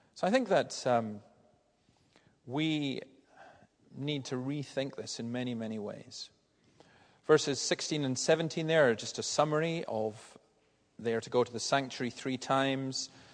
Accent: Tarbert Peninsula, Scotland, United Kingdom; where I grew up in Fern and Ballantyre and all these villages along that part of the Tarbert Peninsula

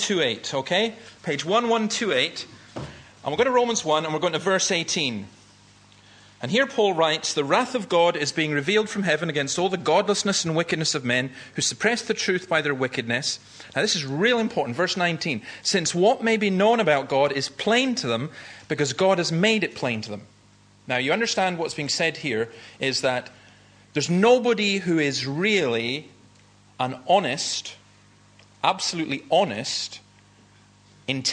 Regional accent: Easter Ross, Scotland, United Kingdom; I grew up in Easter Ross and I lived above Nigg Cliffs

